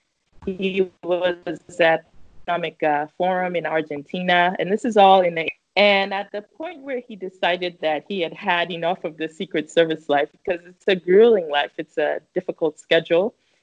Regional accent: Minnesota, United States; born there; move to the United States, where my mom already had family here in the state of Minnesota. And then I was born in December 1989.

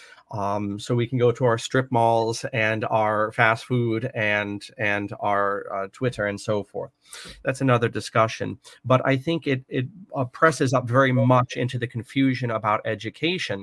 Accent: United States

